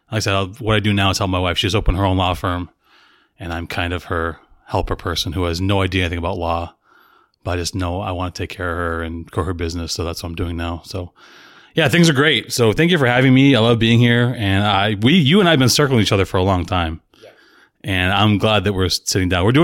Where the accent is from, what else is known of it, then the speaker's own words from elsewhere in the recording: Salem, Massachusetts, United States; born there; I was born in Salem, Massachusetts, to a single mother. She was 19.